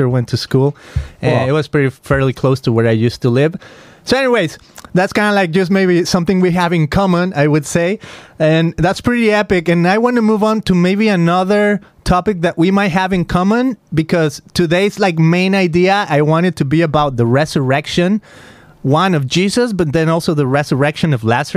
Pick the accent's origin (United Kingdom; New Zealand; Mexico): Mexico; Guadalajara, Jalisco; I come from Guadalajara, Mexico